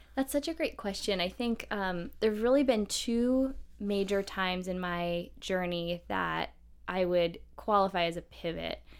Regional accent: Midwest, United States; I grew up in the Midwest

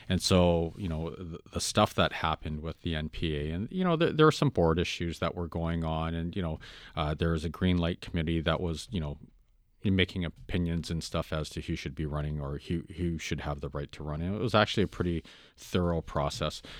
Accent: Vancouver, British Columbia, Canada; I grew up in Vancouver and it's a melting pot

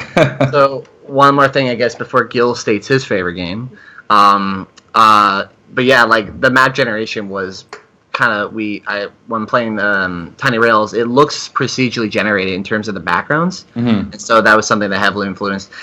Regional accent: Canada; I'm Canadian

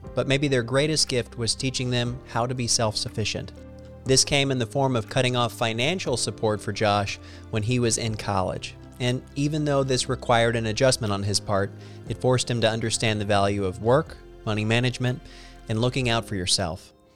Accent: Missouri, United States; I'm from Missouri

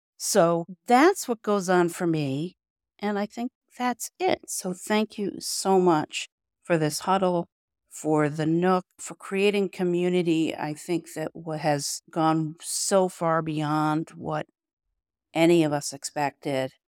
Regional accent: Rochester, New York, United States; I'm from Rochester, New York

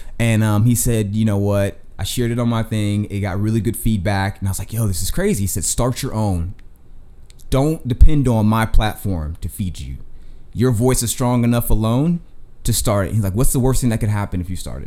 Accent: the South, United States; I'm from the South. My family's from the South, Florida, Georgia, Texas

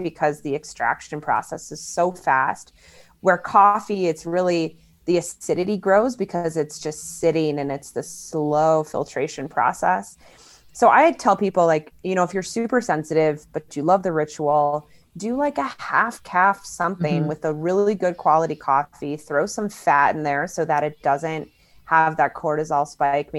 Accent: Chicago, Illinois, United States; I'm from Chicago too. I've lived there most of my life

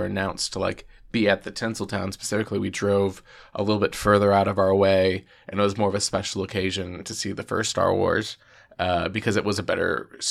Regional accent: Dallas, Texas, United States; I grew up in Dallas, Texas

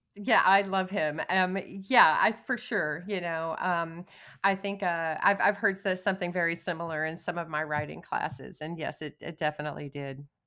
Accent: Odessa, Texas, United States; moved away as an adult; I was born and raised in Odessa, I left when I was eighteen

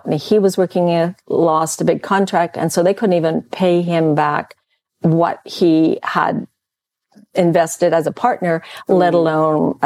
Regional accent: Calgary, Alberta, Canada; moved away as an adult; also born or lived in Vancouver; I'd born and raised in Calgary

